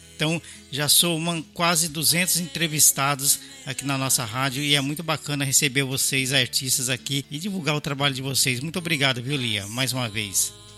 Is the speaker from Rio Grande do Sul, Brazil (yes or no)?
no; São Paulo, Brazil; eu sou paulistano